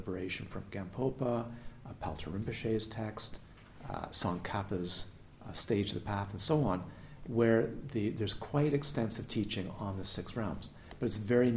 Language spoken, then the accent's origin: English; Canada; also born or lived in Galiano Island, British Columbia; I'm Canadian